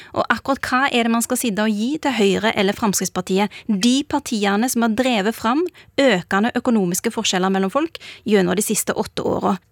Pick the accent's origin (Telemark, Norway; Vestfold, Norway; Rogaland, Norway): Rogaland, Norway; Bjørheimsbygd; now in Oslo, Norway; For meg eh, har det alltid vært viktig at jeg kommer fra Bjørheimsbygd